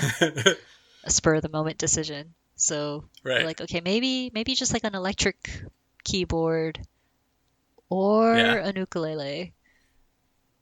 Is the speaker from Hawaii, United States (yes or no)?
yes; Hawaii, United States; I'm from Hawaii